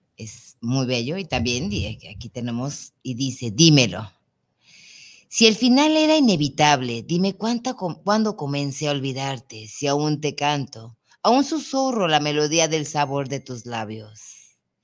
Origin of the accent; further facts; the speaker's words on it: Mexico; nosotros como mexicanos